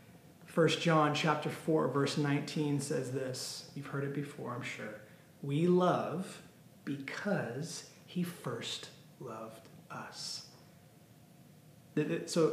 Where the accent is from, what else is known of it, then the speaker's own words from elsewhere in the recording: Temecula, California, United States; I have the privilege of living in the beautiful Temecula Valley, okay? It is the premier destination in Southern California for wine. It is literally known for wine. I grew up in the area